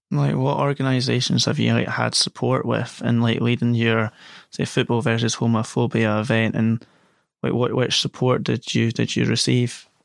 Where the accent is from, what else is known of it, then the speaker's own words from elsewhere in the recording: Scotland, United Kingdom; a Scotsman myself